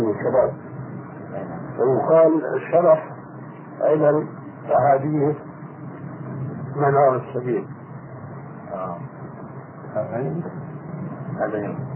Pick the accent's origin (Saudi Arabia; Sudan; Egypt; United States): Egypt; احنا عندنا في مصر